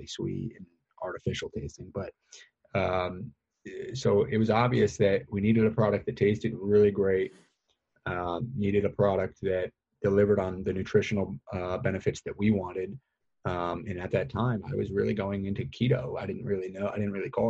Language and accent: English; New York, United States; moved away as an adult; also born or lived in Philadelphia; I was based in Philadelphia, but we grew up in New York